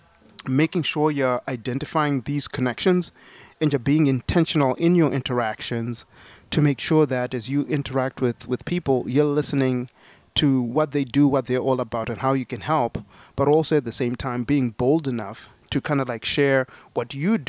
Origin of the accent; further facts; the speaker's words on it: Zimbabwe; now in United States; I was born in Zimbabwe. I came to America with only $40 in my pocket